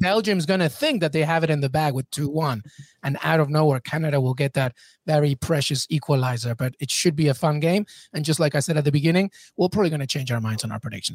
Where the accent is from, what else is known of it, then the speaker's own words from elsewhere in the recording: England, United Kingdom; moved away as an adult; now in United States; I grew up in England